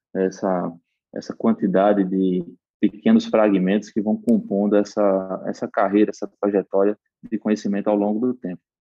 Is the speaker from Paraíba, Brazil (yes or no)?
yes; Paraíba, Brazil; accent: Northeastern drawl (sotaque arrastado do Nordeste); minha graduação era em administração de empresas pela Universidade Federal da Paraíba, de onde eu sou natural